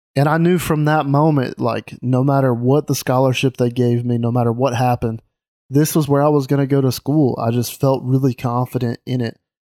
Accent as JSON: {"language": "English", "region": "Mississippi", "country": "United States", "tie": "born or raised there", "moved": "as an adult", "lives_now": "Alabama, United States", "said": "I grew up in Mississippi"}